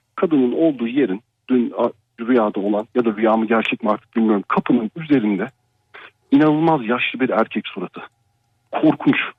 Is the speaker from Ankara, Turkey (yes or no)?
yes; Ankara, Turkey; moved away; Ankara'da yaşıyorum. Yani Ankara doğumluyum normalde. E, yurt dışında yaşıyorum.